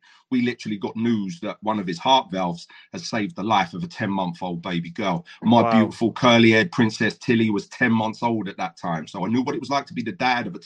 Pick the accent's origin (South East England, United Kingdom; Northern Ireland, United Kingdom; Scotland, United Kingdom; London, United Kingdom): South East England, United Kingdom; Brighton; also born or lived in Essex; now in Swansea, United Kingdom; I grew up in Brighton